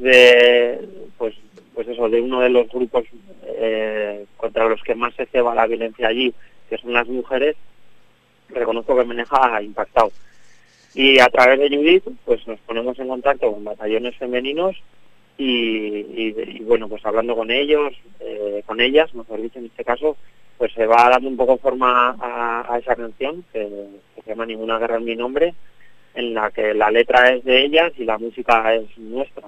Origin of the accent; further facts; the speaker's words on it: Navarre, Spain; somos una banda de Navarra